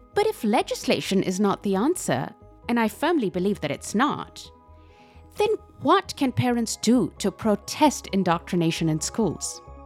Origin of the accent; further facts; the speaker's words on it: Pakistan; moved away; I come from Pakistan